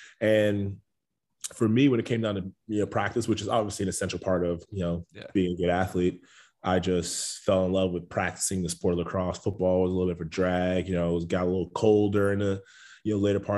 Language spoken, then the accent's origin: English; Long Island, New York, United States; Yeah, so I'm a Long Island guy. I think a lot of people forget that about me just because, you know, I don't necessarily have the Long Island accent.